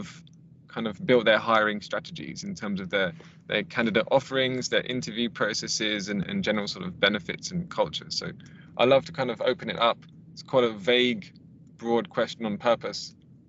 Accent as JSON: {"language": "English", "region": "London", "country": "United Kingdom", "moved": "as an adult", "lives_now": "Stockholm, Sweden", "said": "The last 7 years have been here in Stockholm. I am originally from London"}